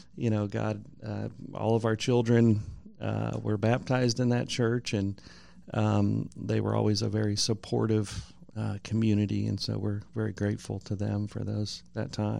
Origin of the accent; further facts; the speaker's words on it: California, United States; moved away as an adult; now in Columbia, United States; I'm from California originally.